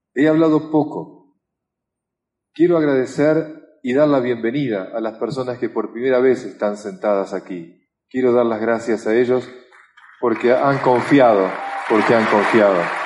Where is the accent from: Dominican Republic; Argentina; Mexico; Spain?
Argentina; como argentino